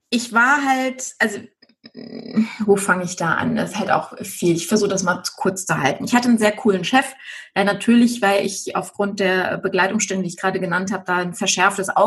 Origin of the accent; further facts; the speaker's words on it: Düsseldorf, North Rhine-Westphalia, Germany; ich bin halt ein Stadtkind. Ich bin in Düsseldorf geboren, ich bin mitten in der Stadt aufgewachsen